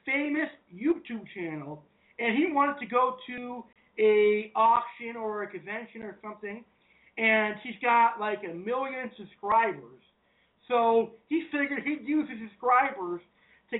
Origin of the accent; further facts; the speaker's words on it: United States; I'm an American, I'm a hardworking American